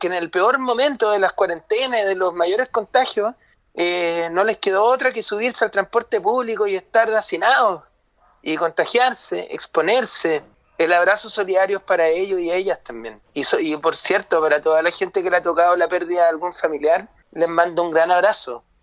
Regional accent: Chile; nos ha tocado como chilenas y chilenos, lo, hemos pasado mal en realidad

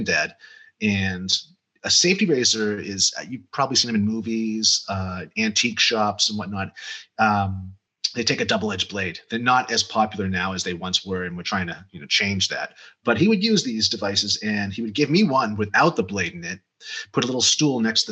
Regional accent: Cape Cod, Massachusetts, United States; moved away as an adult; also born or lived in Amherst, Massachusetts / Central America; now in Arizona, United States; I am from Cape Cod, Massachusetts, originally

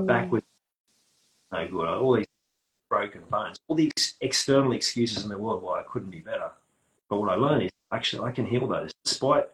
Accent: Australia; accent: Australian; I'm using Australian slang

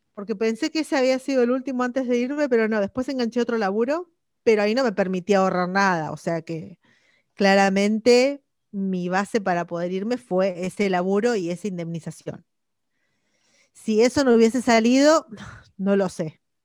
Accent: Argentina; moved away as an adult; yo me fui de Argentina bastante pendeja

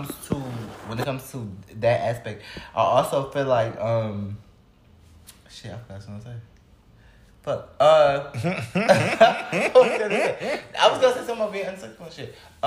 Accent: Flint, Michigan, United States; now in San Diego, United States; because I'm from Flint, Michigan or whatever, and, like, it's very ghetto.

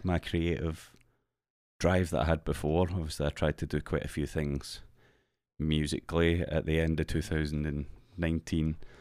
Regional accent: Central Belt, Scotland, United Kingdom; we're just two very, very average Scotsmen

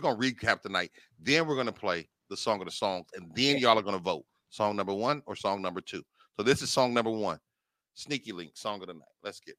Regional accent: Dallas, Texas, United States; You're not just making songs because I'm from Dallas, so it got to sound like Dallas.

